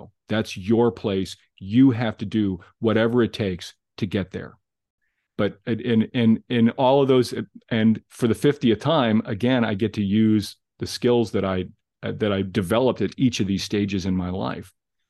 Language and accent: English; Glenview, Illinois, United States; I grew up in Glenview, and even at Pleasant Ridge Elementary School, I knew of Nutrier.